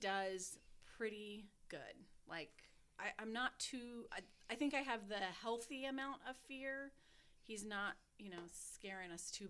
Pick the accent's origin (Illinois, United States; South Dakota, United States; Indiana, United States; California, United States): Indiana, United States; Muncie; also born or lived in Yorktown, Indiana; how long have you lived in Muncie? And I'm like, 40 years. Surprisingly enough, I'm also 40. So born in Muncie, from Muncie. Both my parents are from Muncie. Went to Muncie schools for elementary.